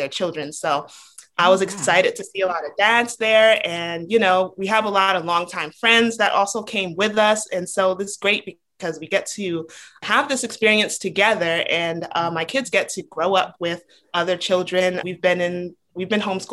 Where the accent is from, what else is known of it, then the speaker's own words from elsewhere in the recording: Rhode Island, United States; now in Georgia, United States; I grew up in Rhode Island.